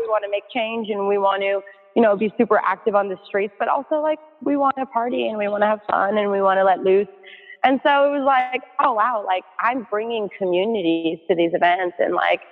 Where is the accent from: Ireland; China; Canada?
Canada; moved away as an adult; now in New York City, United States; I'm so grateful to have grown up in Canada.